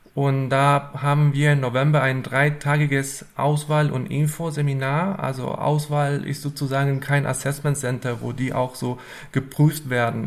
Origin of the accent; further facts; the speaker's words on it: Argentina; German is a second language; moved away as an adult; also born or lived in Hannover, Germany / Marburg, Germany; now in Wuppertal, Germany; ich bin nicht in Deutschland geboren und aufgewachsen. Ich komme ursprünglich aus Argentinien und wohne seit ähm, acht Jahren schon äh, in Deutschland.